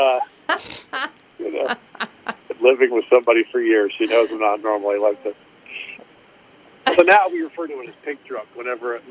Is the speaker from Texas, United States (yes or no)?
no; Georgia, United States; went to high school in my home state, in Cartersville, Georgia